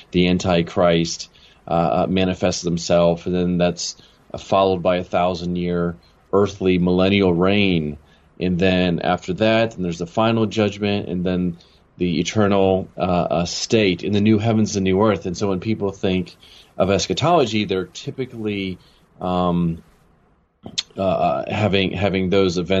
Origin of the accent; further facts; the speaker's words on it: Maryland, United States; moved away as an adult; also born or lived in California / Chicago, United States / Los Angeles, United States; now in Jackson, United States; I grew up in Maryland. And I spent pretty much all the way through high school there